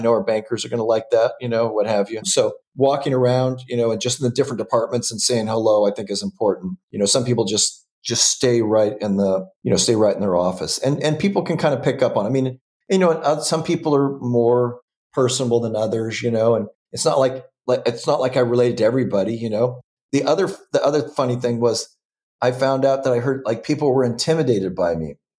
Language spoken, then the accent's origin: English; Southern California, United States; also born or lived in Washington State; I was born and raised in in Southern California.